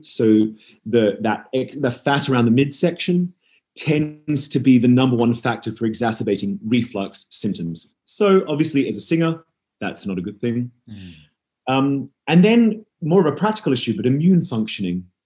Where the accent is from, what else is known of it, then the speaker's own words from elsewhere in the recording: Perth, Western Australia, Australia; also born or lived in Edinburgh; I grew up in Perth in Western Australia. I'm, yes. I'm, actually I'm originally from Edinburgh